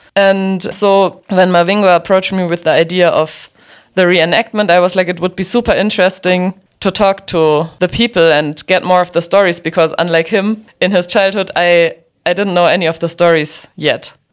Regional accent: Dachau, Bavaria, Germany; moved away as an adult; now in Nairobi, Kenya; I grew up in Dachau, and Dachau is close to Munich

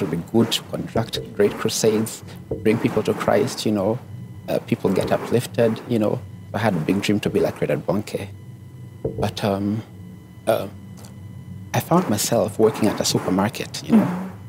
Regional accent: Nairobi, Kenya; also born or lived in Italy / Canada; But I grew up in Nairobi. And my father was a diplomat. So we got a chance to travel around the world. So I grew up partly in Italy, and also in Canada.

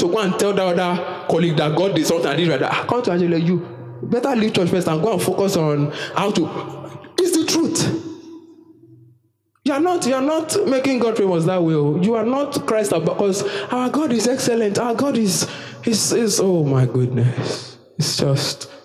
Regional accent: Nigeria; I'm a Nigerian citizen by default

